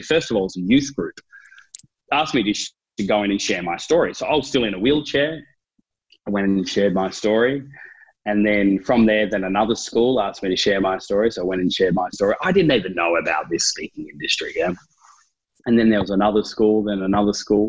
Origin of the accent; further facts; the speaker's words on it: Tasmania, Australia; I'm from Tasmania.